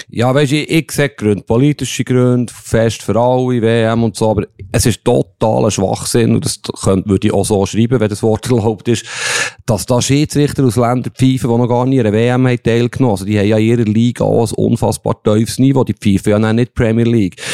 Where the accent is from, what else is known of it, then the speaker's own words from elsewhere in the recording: Bern, Switzerland; aus Bern